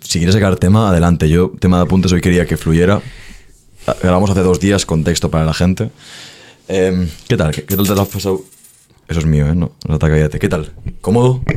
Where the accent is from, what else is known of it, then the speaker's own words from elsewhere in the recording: Spain; en España no nos respetamos